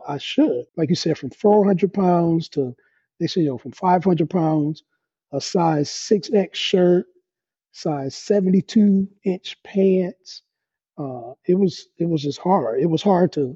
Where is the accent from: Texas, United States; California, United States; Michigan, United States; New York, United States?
Michigan, United States; Detroit; I am from Detroit, Michigan, here in the United States. Grew up on the west side of Detroit, just raised